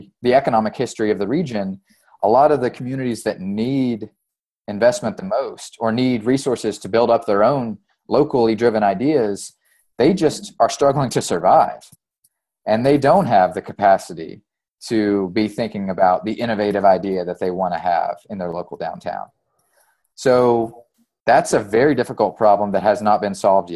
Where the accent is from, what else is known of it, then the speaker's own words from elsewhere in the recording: East Tennessee, United States; moved away as an adult; also born or lived in East Kentucky; I grew up in East Tennessee, and my first job out of school was for a solar company in East Tennessee before I moved to East Kentucky.